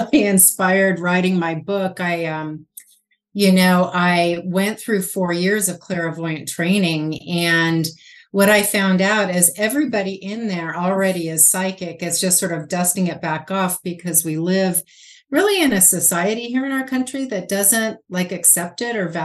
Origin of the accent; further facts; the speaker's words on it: Los Angeles, California, United States; now in Spokane, United States; I was raised in Southern California.